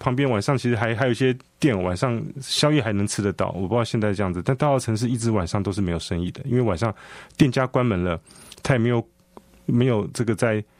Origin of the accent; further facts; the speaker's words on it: Taipei, Taiwan; 以我以前我是大龙洞人，我连大龙洞、大稻城的分别是什么，我也不知道。那我过去十年，我开始要理解我的故乡，我的这个这个这个台北的一些这个历史背景，我才慢慢知道的。